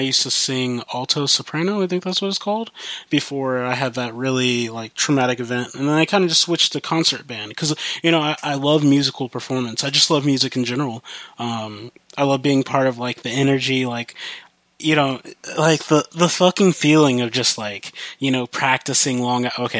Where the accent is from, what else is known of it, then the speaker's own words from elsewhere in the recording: Midwest, United States; accent: country; moved away; I grew up in the Midwest, and I moved to the West Coast? Yeah, I moved to the West Coast, and so I have, a bit of a country accent.